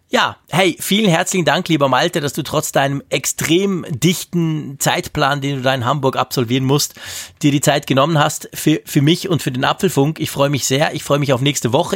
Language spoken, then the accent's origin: German; Bern, Switzerland; ich bin ja als Berner